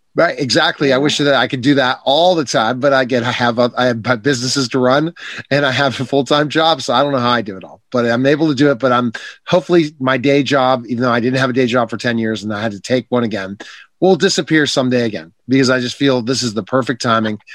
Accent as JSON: {"language": "English", "town": "Pittsburgh", "region": "Pennsylvania", "country": "United States", "said": "I'm from Pittsburgh"}